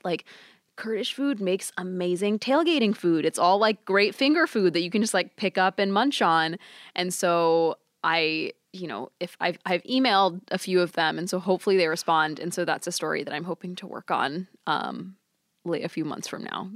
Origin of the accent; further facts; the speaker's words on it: Texas, United States; I grew up in Texas